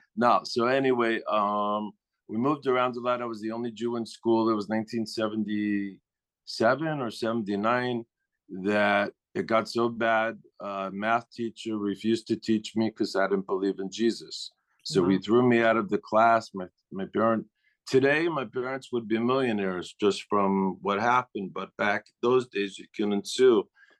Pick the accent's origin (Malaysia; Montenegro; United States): United States; Los Angeles, California; moved away as an adult; now in Tel Aviv, Israel; So I made Aliyah from Los Angeles.